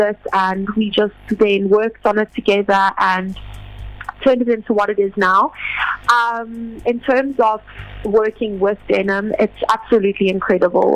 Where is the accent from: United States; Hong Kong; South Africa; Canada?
South Africa; Johannesburg, Gauteng; I'm from Johannesburg, and I have been singing since I was 5 years old